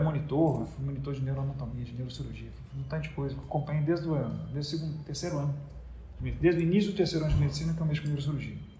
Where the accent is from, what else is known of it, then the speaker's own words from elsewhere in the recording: Minas Gerais, Brazil; moved away as an adult; also born or lived in Belo Horizonte / Strasbourg / Paris; now in Salvador, Brazil; eu não sou de Salvador, eu sou mineiro